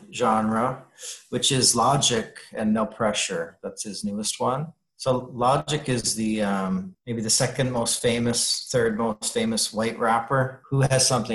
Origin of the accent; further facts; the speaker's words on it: Canada; I feel like I've not been doing my duty as a Canadian suddenly